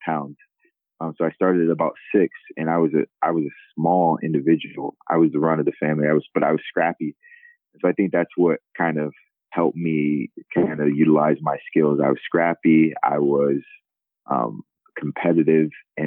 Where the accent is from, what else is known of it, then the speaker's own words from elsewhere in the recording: Sicklerville, New Jersey, United States; moved away as an adult; also born or lived in Lincoln, Nebraska; now in Philadelphia, United States; I'm from South Jersey originally. I grew up in a small town, Sicklerville, New Jersey, about 25 miles outside of Philadelphia